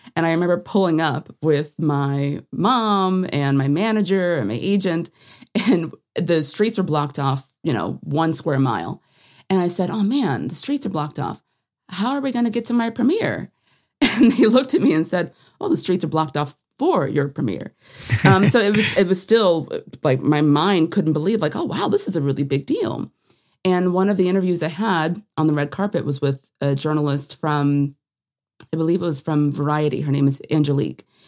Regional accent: Atlanta, Georgia, United States; I'm from Atlanta.

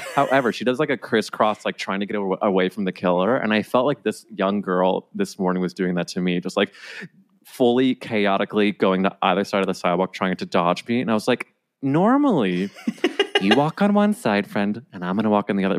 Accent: St. Louis, Missouri, United States; now in New York, United States; I'm from, like, the suburbs of Saint Louis

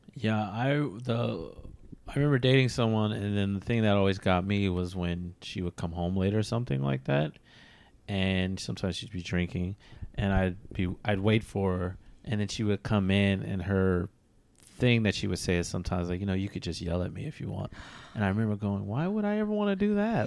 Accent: United States

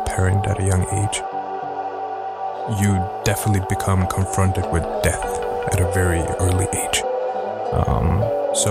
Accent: Stockholm, Stockholm County, Sweden; Born and raised in Sweden

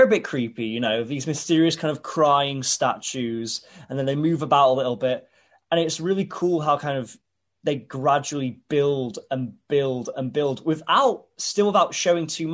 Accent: Hull, Yorkshire and the Humber, United Kingdom; when people ask where I'm from now, I used to go really out of my way to sound as un-Hull as possible when I say it. I was like, I'm from Hull. but now I think I actually do say, yeah, I'm from Ull

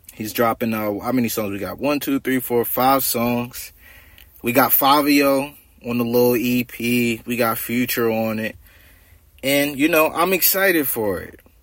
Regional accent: New Jersey, United States; I'm from Jersey. You know, South Jersey. So Philly right up the street.

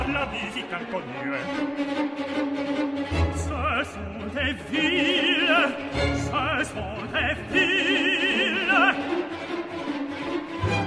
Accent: Suffolk, East Anglia, East of England, United Kingdom; growing up in East Anglia, especially in Suffolk

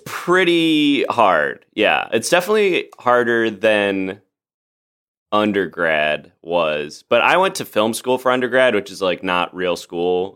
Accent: Oak Park, Illinois, United States; moved away as an adult; now in Los Angeles, United States; I grew up in Chicago, outside of Chicago

